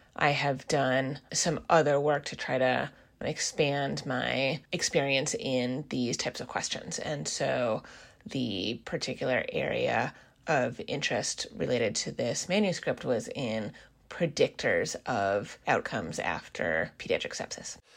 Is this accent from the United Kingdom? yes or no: no; Seattle, Washington, United States; also born or lived in East Coast of the US; I am originally from the Seattle area